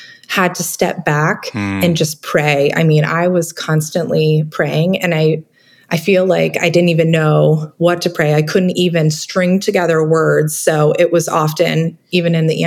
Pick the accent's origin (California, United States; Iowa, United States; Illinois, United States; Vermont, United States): Vermont, United States; I grew up in Vermont